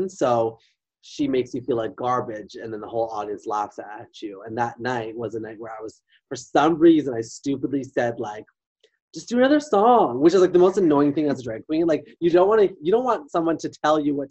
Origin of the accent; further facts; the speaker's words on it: Whitby, Ontario, Canada; I'm a Whippy diva